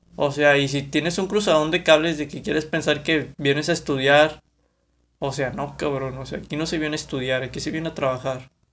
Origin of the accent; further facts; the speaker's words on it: Monterrey, Nuevo León, Mexico; Soy de aquí de Monterrey, Nuevo León